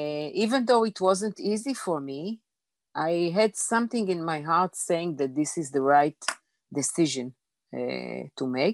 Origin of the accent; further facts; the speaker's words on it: Jerusalem, Jerusalem District, Israel; moved away as an adult; also born or lived in Tel Aviv; I was born and raised in Jerusalem